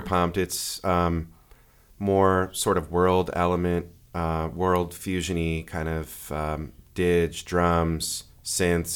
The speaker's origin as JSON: {"language": "English", "area": "Bay Area", "region": "Northern California", "country": "United States", "tie": "born or raised there", "also_born_or_lived": "San Diego, California", "said": "I was born and raised in the Bay Area, um, of Northern California and moved down to San Diego in nineteen ninety-four to go to San Diego State"}